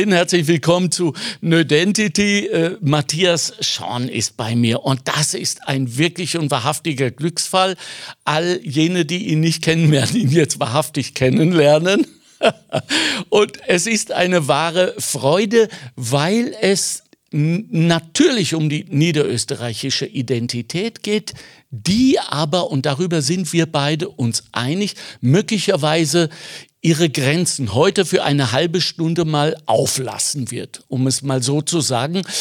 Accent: Austria; Weil am Ende sind wir äh, Österreicher in meinem Fall noch per Dekret Deutscher, Europäer

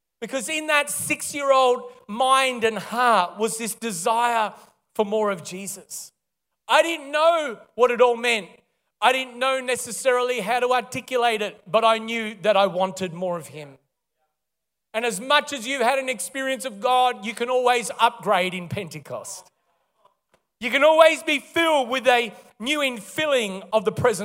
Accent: Melbourne, Victoria, Australia; also born or lived in Kalgoorlie, Western Australia; originally born and raised in Melbourne

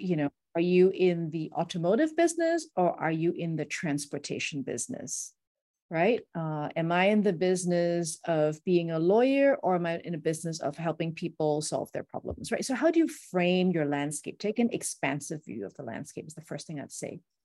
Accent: Singapore; also born or lived in United States; growing up in Singapore, lots of shiny buildings

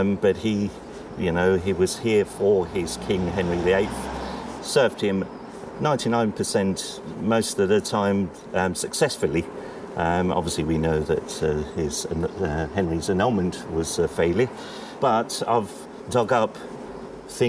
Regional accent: Ipswich, East of England, United Kingdom; I was born and bred in Ipswich

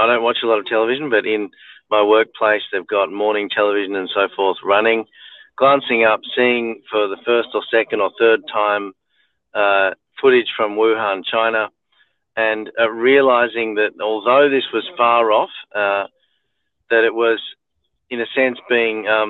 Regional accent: Melbourne, Victoria, Australia; also born or lived in Macedon Ranges, Victoria; I grew up in Melbourne

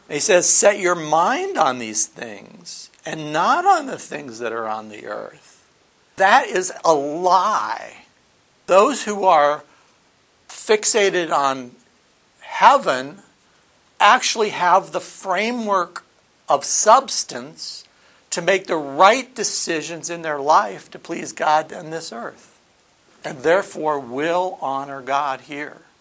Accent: Nigeria; I, I, was born and raised in Nigeria. My parents were missionaries, and I have been a believer most of my life.

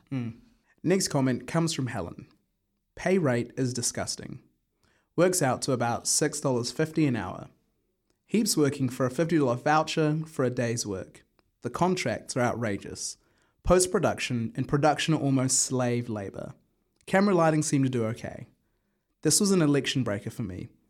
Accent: Wellington, New Zealand; Where I grew up in Wellington, Karori

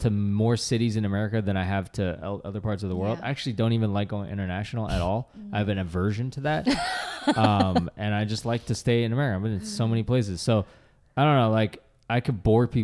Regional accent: Boston, Massachusetts, United States; also born or lived in China; my hometown, Boston, the birthplace of the American Revolution

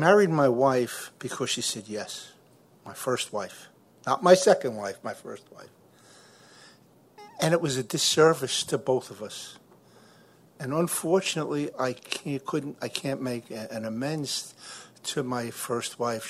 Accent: New York City, New York, United States; I'm from Brooklyn, New York

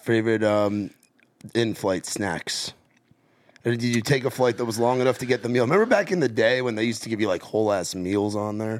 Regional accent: New York, United States; as a New Yorker

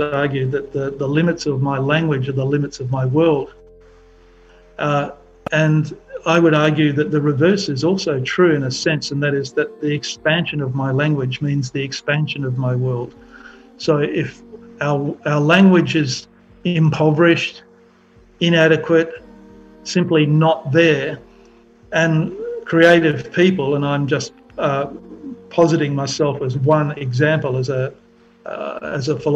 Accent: Perth, Western Australia, Australia; I grew up in Perth in Western Australia

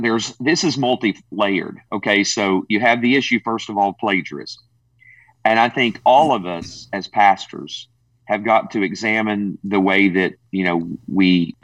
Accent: Tennessee, United States; I am from Tennessee.

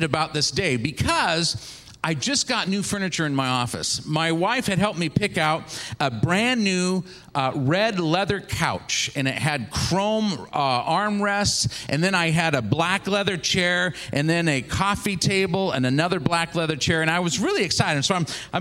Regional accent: Seattle, Washington, United States; also born or lived in Kent, Washington; I grew up in Seattle, Washington area.

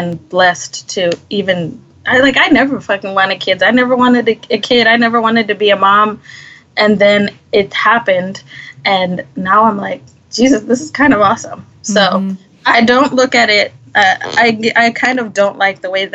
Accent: Botswana; moved away; also born or lived in Kariba, Zimbabwe; shortly after I was born, a few years later, we had to move to Botswana. And that's where I grew up.

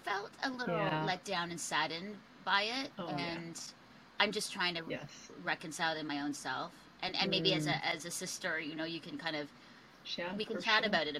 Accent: Philippines; now in Canada; as a Filipino woman, even, you know, Asian, like the racism prejudice that I've experienced in Canada because of how I look

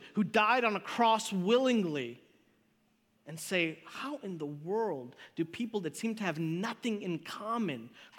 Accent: Chicago, Illinois, United States; I grew up in Chicago

